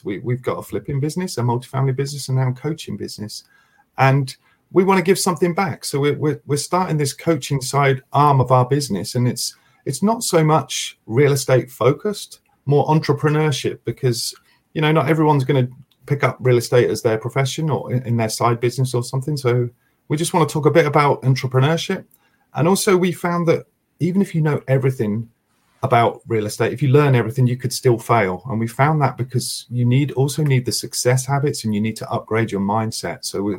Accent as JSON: {"language": "English", "country": "United States", "accent": "American", "said": "I see my American accent there."}